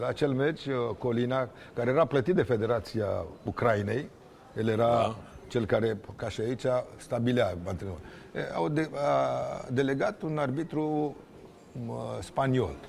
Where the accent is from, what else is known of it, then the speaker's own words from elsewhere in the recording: Romania; sunt un român